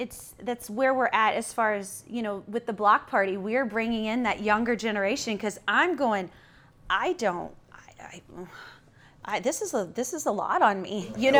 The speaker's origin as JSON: {"language": "English", "region": "Missouri", "country": "United States", "said": "I'm from a little town in Missouri, you know."}